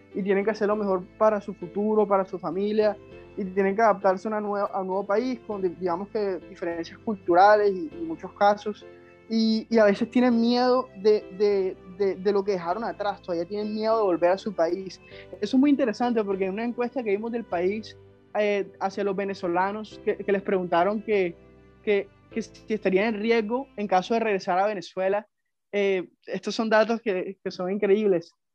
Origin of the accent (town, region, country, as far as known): Colombia